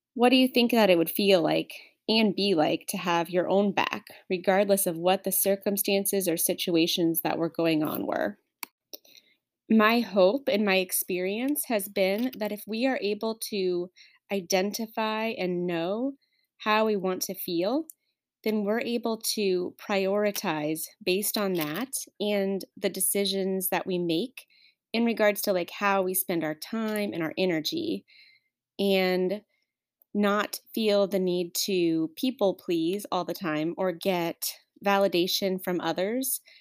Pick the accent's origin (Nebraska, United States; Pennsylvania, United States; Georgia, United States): Nebraska, United States; moved away as an adult; I was born and raised in Nebraska